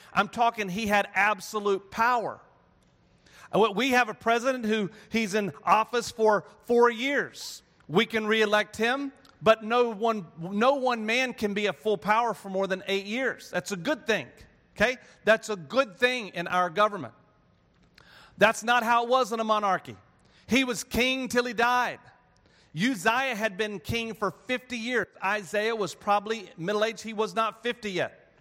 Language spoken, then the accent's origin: English; North Carolina, United States; I grew up in North Carolina